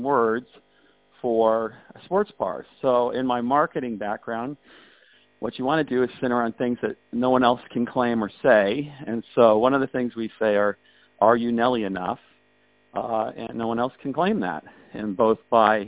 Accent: Kansas, United States; I come from there from Kansas, and they actually moved there in like 1850

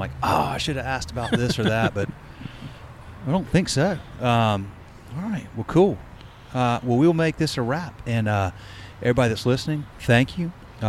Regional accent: Charlotte, North Carolina, United States; I grew up in Charlotte. It's gotten too big for me.

